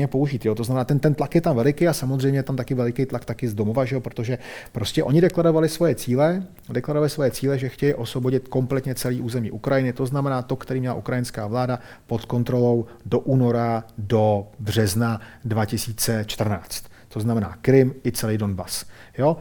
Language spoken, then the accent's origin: Czech; Czechia; my jsme Češi